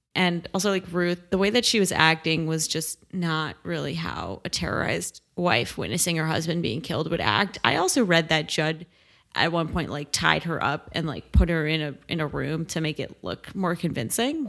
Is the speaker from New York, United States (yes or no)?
yes; Great Neck, New York, United States; my hometown